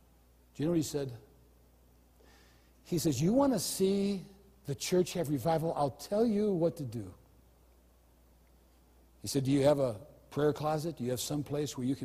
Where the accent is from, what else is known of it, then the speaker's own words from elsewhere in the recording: United States; as an American